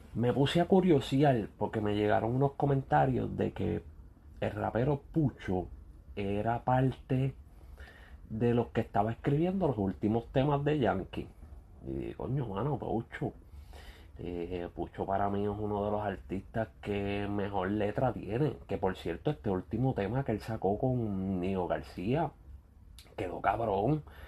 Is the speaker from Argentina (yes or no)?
no; Ponce, Puerto Rico; somos de Ponce